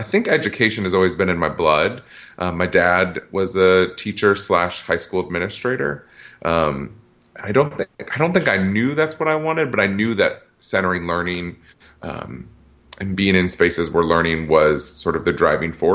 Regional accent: Iowa, United States; moved away as an adult; also born or lived in Massachusetts; now in Washington, D.C., United States; born and raised in Iowa.

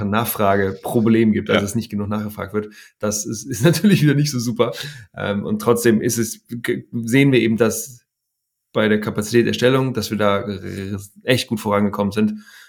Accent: Hamburg, Germany; ich bin ja in Hamburg aufgewachsen

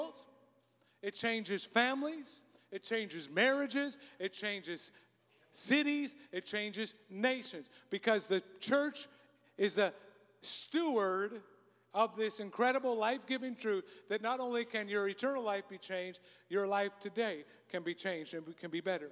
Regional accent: Canada; I'm a Canadian

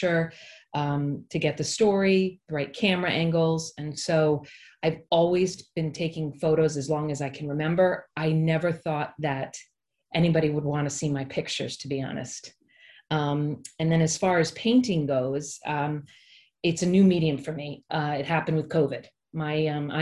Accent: East Greenwich, Rhode Island, United States; moved away as an adult; also born or lived in New York City; I grew up in East Greenwich, which is where I live currently. I grew up in Rhode Island.

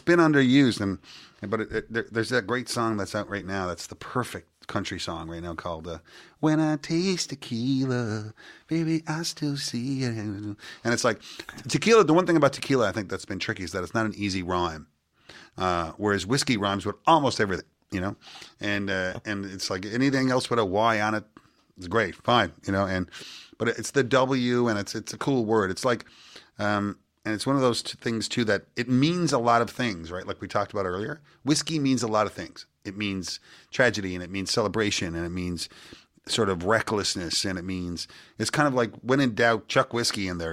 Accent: Petty Harbour, Newfoundland and Labrador, Canada; I'm from Petty Harbor, Newfoundland

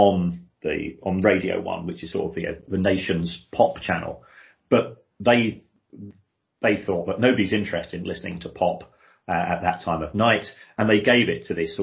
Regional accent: Brighton, South East England, United Kingdom; moved away as an adult; also born or lived in South London / Manchester; where I was growing up in Brighton, but we're only 50 miles from London

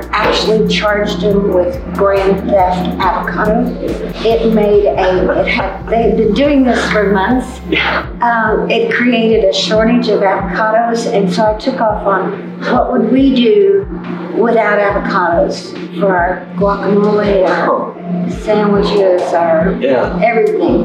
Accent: Hood County, Texas, United States; My hometown paper, which is the Hood County News and another county. We're about 80 miles from Dallas

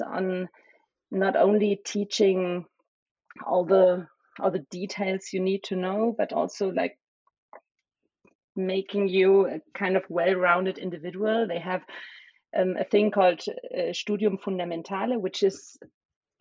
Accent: small village near Cologne, North Rhine-Westphalia, Germany; first language German and Spanish; English is a second language; also born or lived in Berlin; So I was born in Berlin, the capital of Germany, but I grew up in a kind of small village near Cologne, which is in the center west of Germany

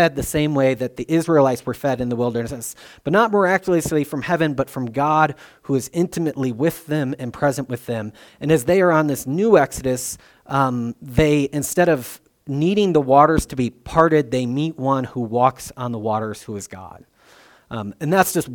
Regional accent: Illinois, United States; I'm from Illinois

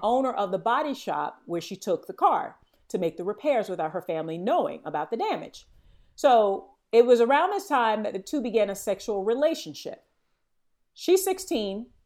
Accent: Florida, United States; growing up in Florida

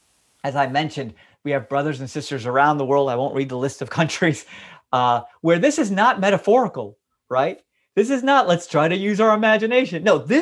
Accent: United States; It's not my experience. I grew up in America where we've enjoyed religious freedom and we've never been persecuted here.

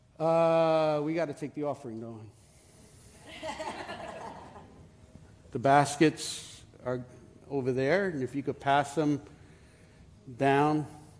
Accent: New York City, New York, United States; I am from Brooklyn.

